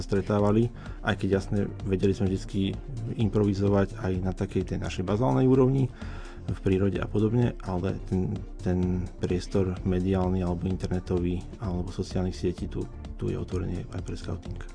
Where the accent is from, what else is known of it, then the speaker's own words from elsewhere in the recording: Nitra, Nitra Region, Slovakia; moved away as an adult; now in Banská Bystrica, Slovakia; ja som pôvodne z Nitry